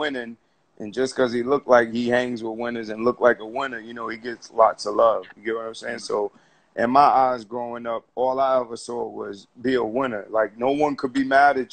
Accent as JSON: {"language": "English", "town": "New York City", "region": "New York", "country": "United States", "said": "I'm from Harlem"}